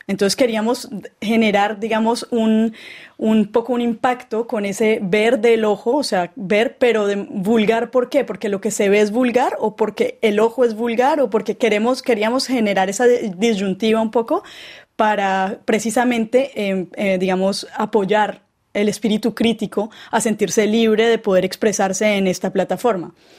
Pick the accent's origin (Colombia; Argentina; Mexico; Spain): Colombia; Cali, Valle del Cauca; also born or lived in Bogotá; nosotros nacimos en Bogotá, pero nos criamos en Cali, en la ciudad de Cali, en Colombia